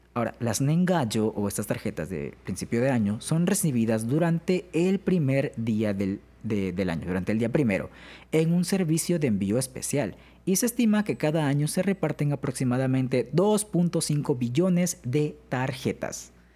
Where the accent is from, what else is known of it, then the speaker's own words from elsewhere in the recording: Alvarado, Veracruz, Mexico; en Alvarado, que es de donde yo soy